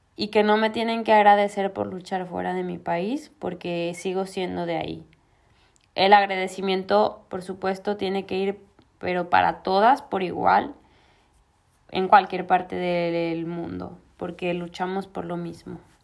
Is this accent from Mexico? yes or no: yes; Guadalajara, Jalisco, Mexico; moved away as an adult; now in Málaga, Spain; soy de Guadalajara y vivo en Málaga, España desde hace ya casi cuatro años